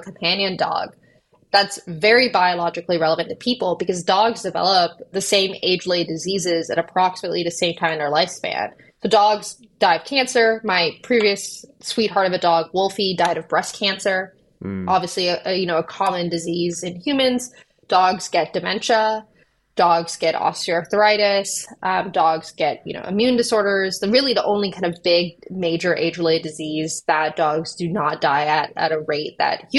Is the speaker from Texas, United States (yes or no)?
yes; Austin, Texas, United States; moved away as an adult; also born or lived in Oxford, United Kingdom / San Francisco; I grew up in Austin